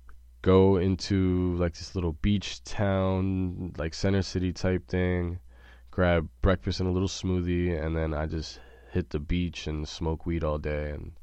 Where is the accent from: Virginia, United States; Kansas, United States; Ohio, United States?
Kansas, United States; Junction City; born there; For a lot of people that don't know, I was born in Junction City, Kansas.